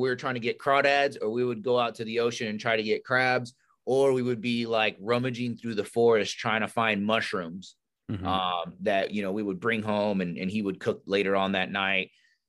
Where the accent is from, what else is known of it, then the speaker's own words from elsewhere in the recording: California, United States; So we went, we grew up in Northern California. And if you're familiar with Northern California, it's beautiful, like lakes, rivers, mountains out there.